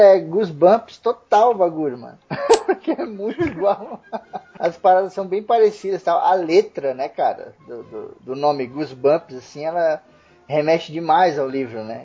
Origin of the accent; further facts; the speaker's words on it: Osasco, São Paulo, Brazil; quando eu era pequeno eu morava em Osasco